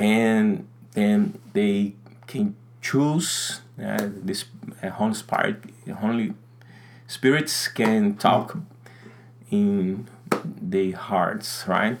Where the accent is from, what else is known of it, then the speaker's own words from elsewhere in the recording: North Region, Brazil; English is a second language; I'm from Brazil, from north of Brazil